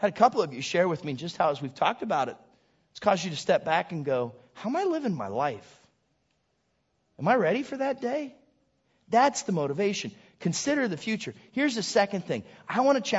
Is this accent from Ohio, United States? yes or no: yes; Southington, Ohio, United States; moved away; I'm from Southington, Ohio